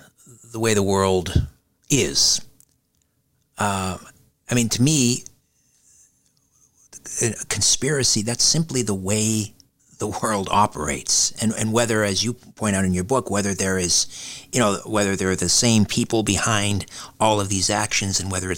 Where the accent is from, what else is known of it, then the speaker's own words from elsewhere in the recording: Canada; I'm from Canada.